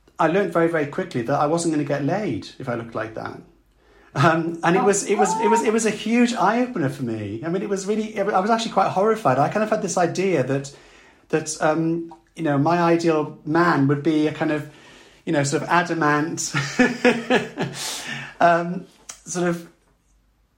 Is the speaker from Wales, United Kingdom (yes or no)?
yes; South Wales, United Kingdom; growing up in South Wales, where, you know, you know if you were a boy, you weren't meant to be girlish